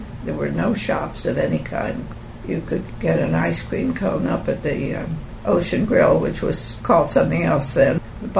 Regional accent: Atlantic City, New Jersey, United States; born there; Well, I was born in Atlantic City on the shore of New Jersey, and he'd always been aware that beachfront property is very valuable.

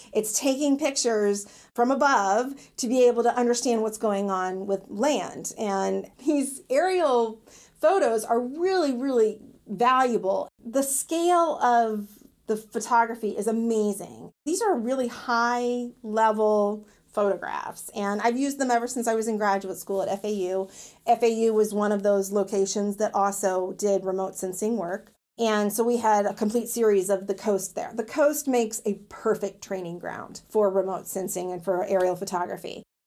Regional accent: New Smyrna Beach, Florida, United States; I'm working in my hometown, New Smyrna

